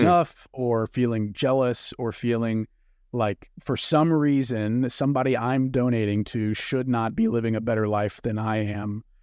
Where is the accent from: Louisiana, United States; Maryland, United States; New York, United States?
Louisiana, United States; I grew up in Louisiana.